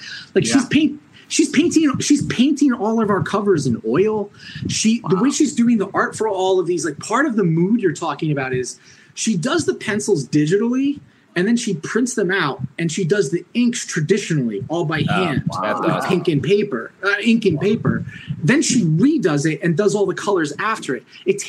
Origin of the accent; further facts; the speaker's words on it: New York, United States; Orange County, New York.